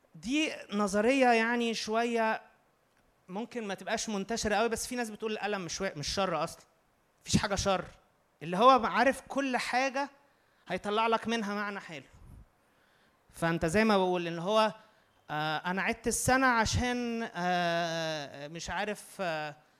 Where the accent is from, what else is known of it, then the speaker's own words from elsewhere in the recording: Egypt; احنا مصريين